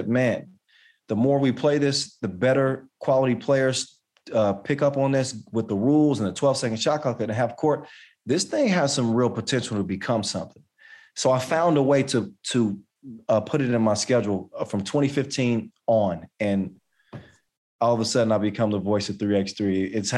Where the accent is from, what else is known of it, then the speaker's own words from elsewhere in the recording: United States; And you know, I could be biased because obviously I'm from the United States